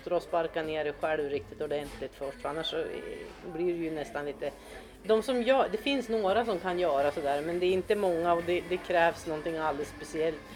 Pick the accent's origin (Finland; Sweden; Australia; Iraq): Sweden; Norrland; Och sen när de hörde att jag var från Norrland då var det som att jag var hemma på en gång.